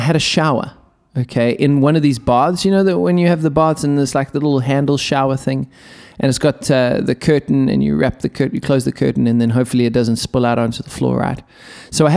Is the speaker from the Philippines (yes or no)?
no; South Africa; I'm a South African